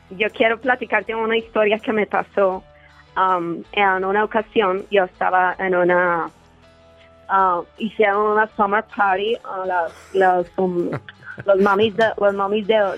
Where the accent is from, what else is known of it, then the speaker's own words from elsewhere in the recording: Guanajuato, Mexico; now in United States; Ah, de Guanajuato.